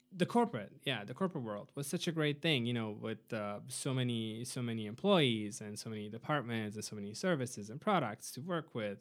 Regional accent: Arad, Arad County, Romania; moved away as an adult; now in United States; my hometown, uh, Arad

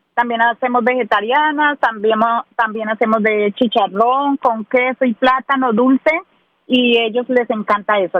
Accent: Ibagué, Tolima, Colombia; now in Nashville, United States; Soy de Ibagué del departamento del Tolima, de, la ciudad musical de Colombia

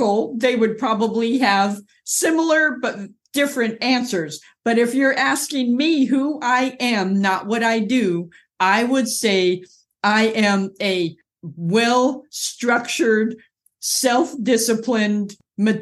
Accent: Orange County, California, United States; moved away as an adult; also born or lived in Inglewood, California; now in North Carolina, United States; I was born in Inglewood, California, grew up in Orange County, California, near a beach community most of my life

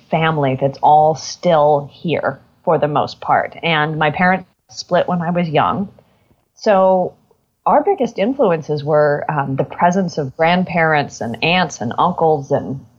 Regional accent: Portland, Oregon, United States; also born or lived in Eugene; So I was born in Eugene, Oregon

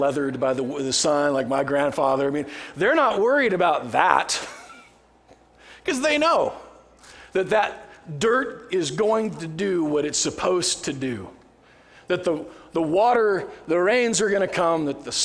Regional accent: Nebraska, United States; now in College Grove, United States; I grew up in Nebraska, and of course, like we joke, I live in College Grove.

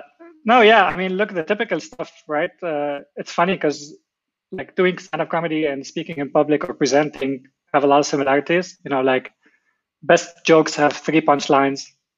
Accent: Lebanon; growing up in Lebanon. Obviously, you know, growing up during the war

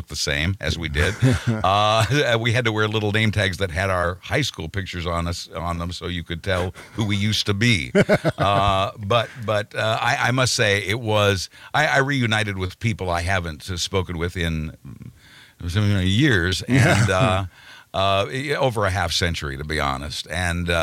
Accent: Wichita, Kansas, United States; moved away; I was born in Wichita, Kansas. and was educated there

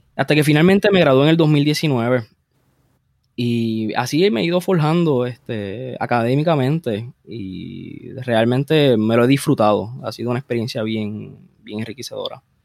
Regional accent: Bayamón, Puerto Rico; yo, yo nací en Bayamón. Eh, naturalmente, eh, ahora mismo estoy viviendo básicamente donde yo crecí cuando era un niño.

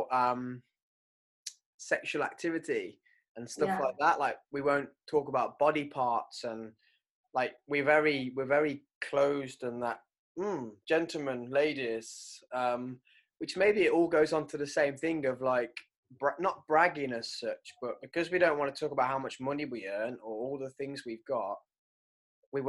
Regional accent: United Kingdom; we're British

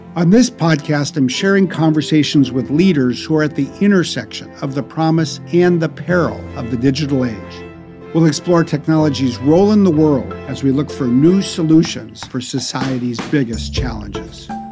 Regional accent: Wisconsin, United States; I grew up in Wisconsin

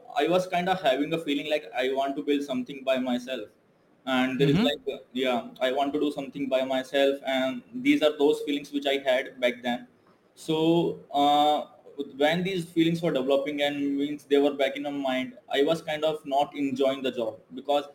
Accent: India; moved away as an adult; now in Malaysia; I'm from India

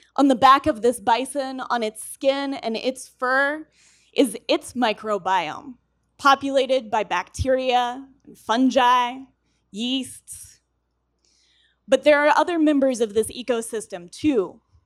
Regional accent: Colorado, United States; I'm from Colorado

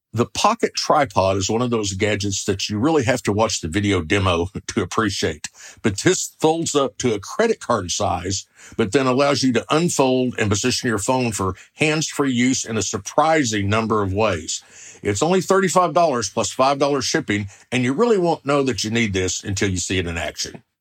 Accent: Oklahoma, United States; I'm from the Sooner State, Oklahoma

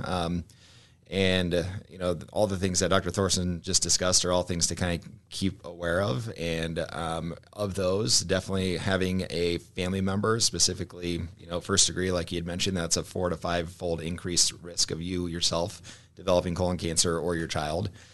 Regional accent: Omaha, Nebraska, United States; I'm from Omaha, uh, born and raised

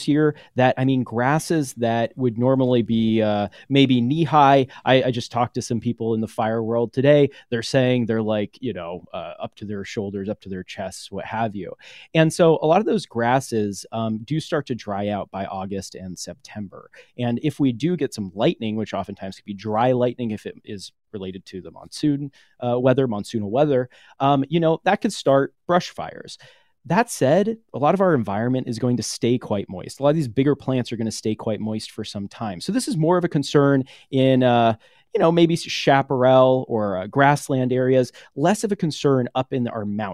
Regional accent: Los Angeles, California, United States; also born or lived in Washington, District of Columbia, United States; I am from Los Angeles

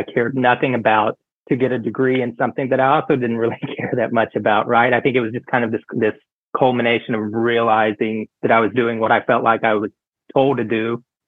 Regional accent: the South, United States; moved away; also born or lived in Fort Worth, Texas / New York; growing up in the South

